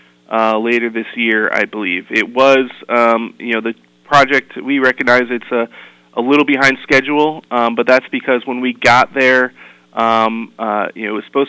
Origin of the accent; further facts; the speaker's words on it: Torrington, Connecticut, United States; also born or lived in Washington, D.C.; I moved back to Connecticut because I grew up in Torrington